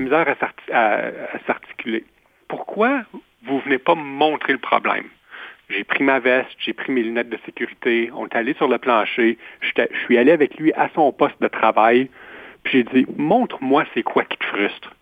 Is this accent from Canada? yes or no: yes; Ontario, Canada; also born or lived in Guelph; je suis franco-ontarien